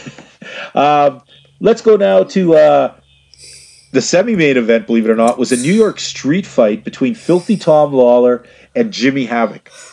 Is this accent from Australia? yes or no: no; Canada; gentle Canadian souls